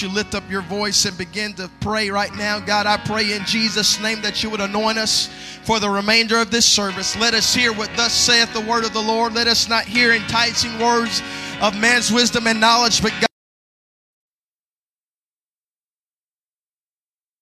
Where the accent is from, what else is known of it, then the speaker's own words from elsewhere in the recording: South Mississippi, United States; I come from South Mississippi, grew up in the country